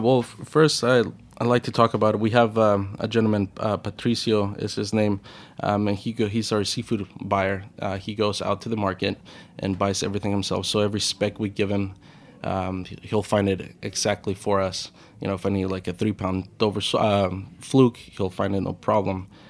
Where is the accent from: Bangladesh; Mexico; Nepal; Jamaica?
Mexico; Puerto Peñasco, Sonora; now in New York, United States; I grew up in, in, I was born in Mexico, uh, the Ciudad Cortes area, in a little town called, uh, Puerto Peñasco, also known in English as Rocky Point